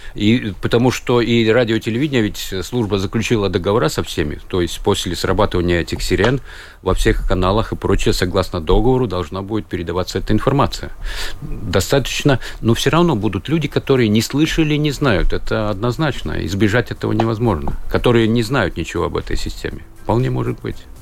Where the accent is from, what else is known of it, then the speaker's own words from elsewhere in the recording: Kaunata, Rēzekne Municipality, Latvia; moved away as an adult; now in Riga, Latvia; я Кауната, это край Голубых озер, красивое место около озера Разно красочное место, сказочное